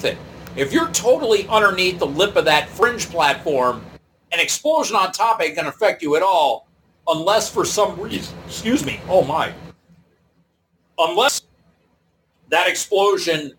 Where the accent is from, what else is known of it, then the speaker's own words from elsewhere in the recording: Detroit, Michigan, United States; I'm from the Detroit area. We have two seasons, winter and construction.